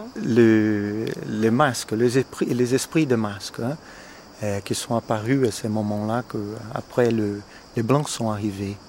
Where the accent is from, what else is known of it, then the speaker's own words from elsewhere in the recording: São Paulo, Brazil; French is a second language; moved away as an adult; also born or lived in England / United States; je suis né au Brésil d'une famille italienne, mais je suis brésilien. Dans quel état L'état de São Paulo, à la ville de São Paulo la plus grande ville au Brésil